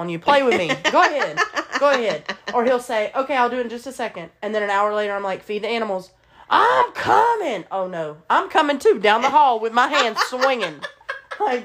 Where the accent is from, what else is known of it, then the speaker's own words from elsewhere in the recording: Alabama, United States; I was born and raised in Alabama, and I've always lived in the South